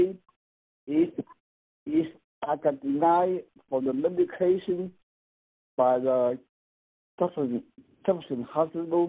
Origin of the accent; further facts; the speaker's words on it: Vietnam; moved away as an adult; now in United States; I am from Vietnam. I came to this country in 1982. I was 21 years old